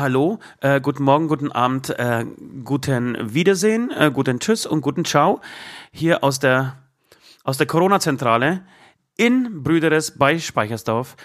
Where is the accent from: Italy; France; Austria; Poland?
Poland; now in Germany; in Polen, in dem Nachbarland, auch 2020, in meinem Geburtsland